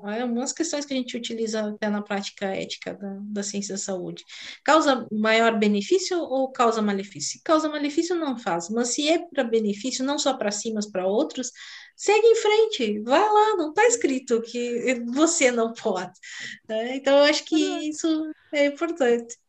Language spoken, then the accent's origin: Portuguese; South Region, Brazil; eu sou do sul do Brasil